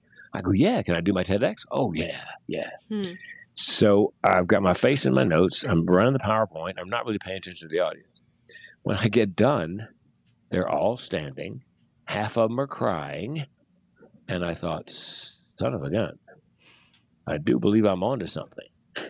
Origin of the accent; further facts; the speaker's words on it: North Carolina, United States; North Carolina.